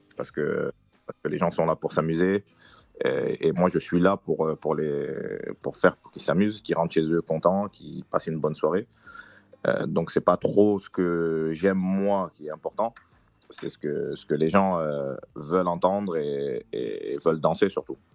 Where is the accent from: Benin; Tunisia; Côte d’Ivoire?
Côte d’Ivoire; je suis ivoirien, de tribu Djoula